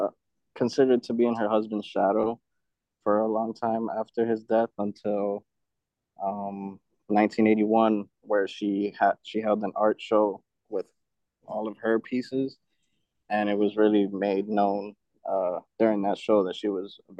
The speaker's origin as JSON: {"language": "English", "town": "New York City", "region": "New York", "country": "United States", "said": "I'm from Queens. I was born there."}